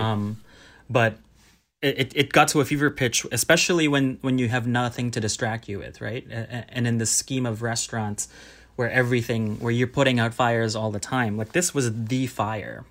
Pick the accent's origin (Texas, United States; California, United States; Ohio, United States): California, United States; Southern; born or raised there; also born or lived in Manila, Philippines / Berkeley, California; now in New York City, United States